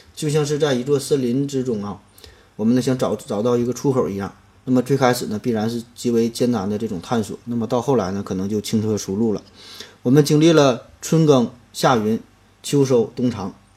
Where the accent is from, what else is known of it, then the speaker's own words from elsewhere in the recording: China; 对于我们中国人而言